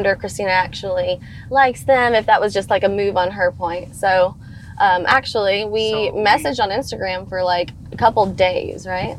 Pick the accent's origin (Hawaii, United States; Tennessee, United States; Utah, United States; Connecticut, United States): Tennessee, United States; Nashville; I feel like just here in Nashville, like I'm from Nashville.